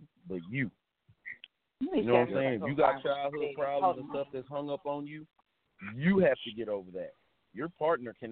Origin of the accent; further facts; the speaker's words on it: Dallas, Texas, United States; now in Houston, United States; I'm from Dallas